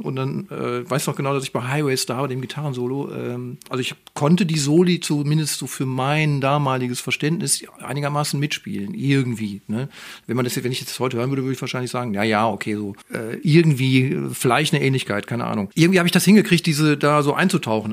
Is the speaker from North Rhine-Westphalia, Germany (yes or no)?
yes; Moers, North Rhine-Westphalia, Germany; now in Duisburg, Germany; Ich bin eigentlich Mörser, sage ich jetzt mal. Da bin ich aufgewachsen